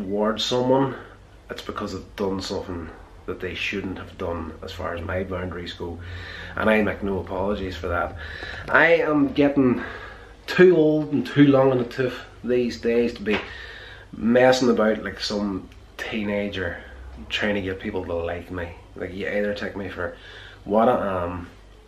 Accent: Northern Ireland, United Kingdom; growing up in Northern Ireland here

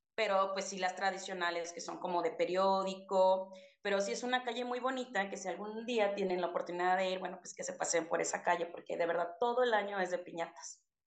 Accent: Chiapas, Mexico; moved away; yo estoy en el norte, pero soy de Chiapas

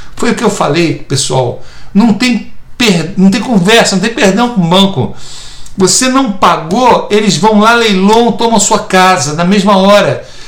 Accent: Brazil; moved away as an adult; now in United States; sou neto de português e tenho dupla cidadania, sou brasileiro e português, agora estou me tornando americano também

